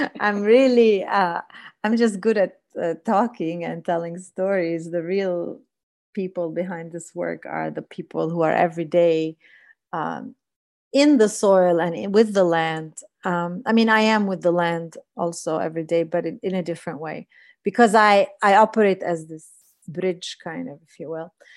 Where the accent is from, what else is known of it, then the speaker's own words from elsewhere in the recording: Palestine; me being a Palestinian woman in Palestine